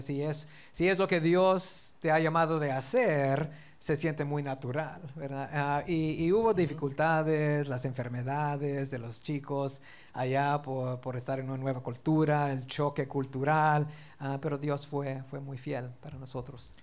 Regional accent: South Texas, United States; also born or lived in Dallas; yo nací en el estado de Texas, al sur, cerca de la frontera. Así que yo, yo crecí toda mi niñez en Texas

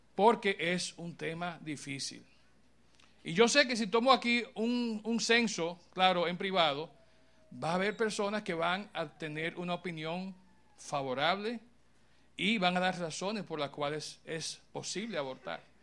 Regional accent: Dominican Republic; como país, como pueblo, como personas dominicanas

